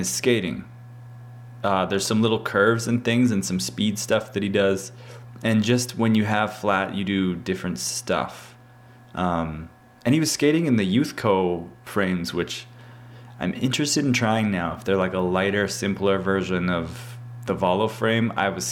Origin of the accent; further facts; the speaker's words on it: Canada; I'm from Canada